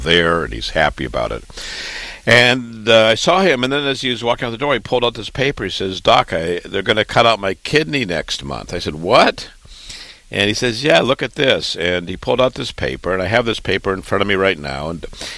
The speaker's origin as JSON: {"language": "English", "town": "Waterloo", "region": "Iowa", "country": "United States", "tie": "born or raised there", "also_born_or_lived": "Chicago, Illinois / Boston, Massachusetts", "moved": "as an adult", "lives_now": "New York, United States", "said": "I was born and raised in Waterloo, Iowa"}